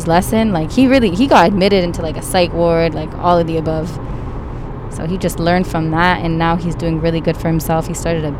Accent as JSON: {"language": "English", "country": "Canada", "said": "because I'm Canadian."}